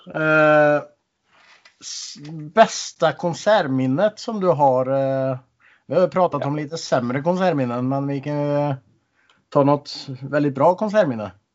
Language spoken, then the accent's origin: Swedish; Norway; Jag är ju norsk så jag äter ju mycket surkål. Det har vi ju mycket i Norge